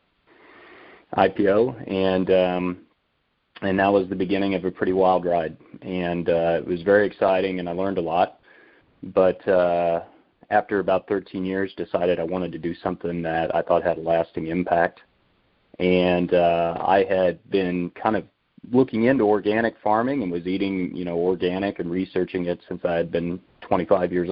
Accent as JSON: {"language": "English", "town": "Haven", "region": "Kansas", "country": "United States", "tie": "born or raised there", "said": "I grew up in Haven, Kansas. So we're just west of Wichita, south central Kansas"}